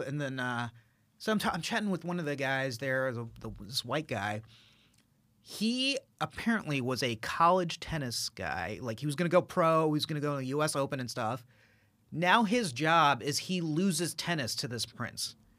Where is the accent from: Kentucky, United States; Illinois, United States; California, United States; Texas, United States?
Texas, United States; Dallas; being an Indian guy from Texas, from Dallas, Texas